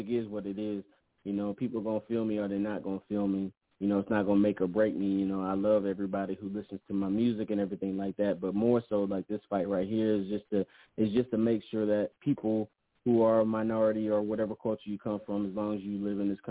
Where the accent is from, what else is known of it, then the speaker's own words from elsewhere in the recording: California, United States; now in Georgia, United States; out here in Georgia, ATL area, you know, but I'm from California